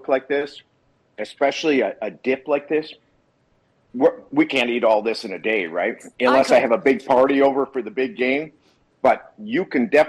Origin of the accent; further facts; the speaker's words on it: Wisconsin, United States; now in California, United States; I grew up in Wisconsin, live in California, so I am a cheese guy